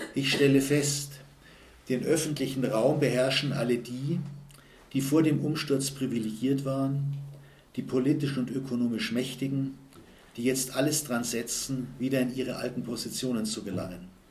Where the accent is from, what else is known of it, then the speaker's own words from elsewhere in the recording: Munich, Bavaria, Germany; bei uns in München